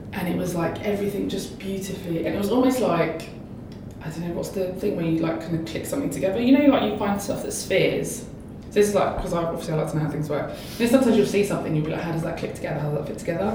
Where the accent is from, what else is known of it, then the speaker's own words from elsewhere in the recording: London, United Kingdom; I grew up in East London, near Stratford